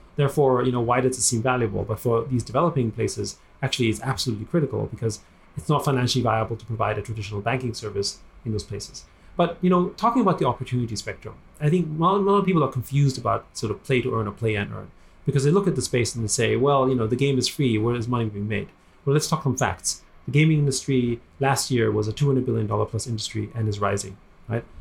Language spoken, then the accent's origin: English; Vienna, Austria; moved away as an adult; also born or lived in United States; now in Hong Kong; I grew up in Vienna